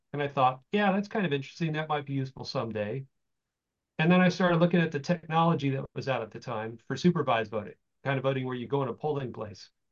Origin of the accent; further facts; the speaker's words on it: Florida, United States; moved away as an adult; also born or lived in California; I was from Florida